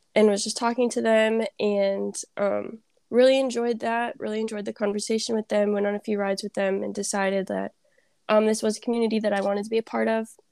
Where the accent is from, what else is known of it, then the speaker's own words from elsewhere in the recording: Vernon Hills, Illinois, United States; I'm from Vernon Hills, Illinois.